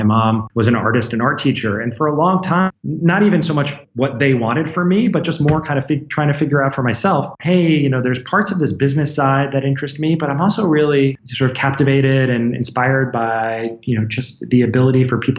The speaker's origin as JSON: {"language": "English", "region": "New York City suburbs", "country": "United States", "tie": "born or raised there", "moved": "as an adult", "lives_now": "Bay Area, United States", "said": "I grew up in New York City suburbs."}